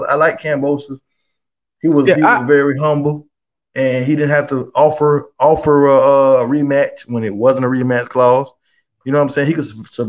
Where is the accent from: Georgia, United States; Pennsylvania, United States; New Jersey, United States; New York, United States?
New York, United States; I'm from New York. I'm from New York